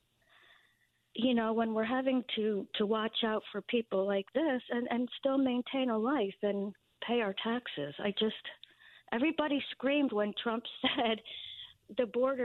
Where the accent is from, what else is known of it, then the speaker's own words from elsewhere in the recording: Connecticut, United States; I grew up in Connecticut. I love Connecticut